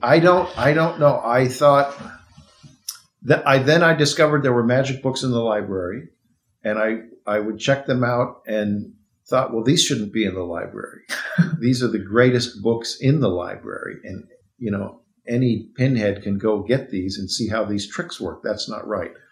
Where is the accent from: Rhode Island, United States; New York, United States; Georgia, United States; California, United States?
California, United States; Arcadia; I grew up in Arcadia, which is near where we're sitting right now in Pasadena.